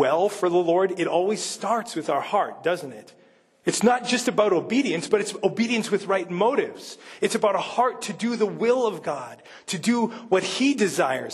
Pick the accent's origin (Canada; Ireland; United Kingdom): Canada; Manitoba; moved away; I'm from Manitoba